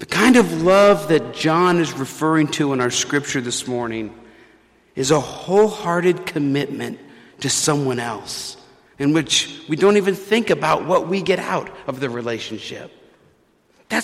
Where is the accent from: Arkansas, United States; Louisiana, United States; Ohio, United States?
Louisiana, United States; New Orleans; When I was growing up in New Orleans